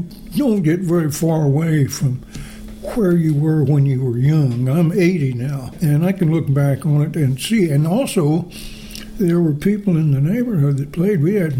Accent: Springfield, Missouri, United States; I was born in Springfield, Missouri, moved down to southeast Missouri, which at that point they were draining the swamps to grow cotton.

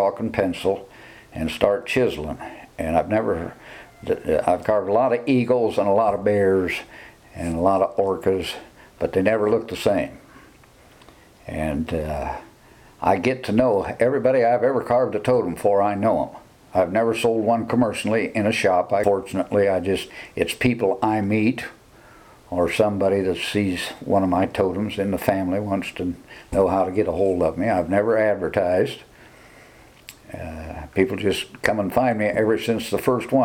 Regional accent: Fort Wayne, Indiana, United States; moved away as an adult; now in Brown County, Indiana, United States; I grew up in Northern Indiana around Huntington and Fort Wayne

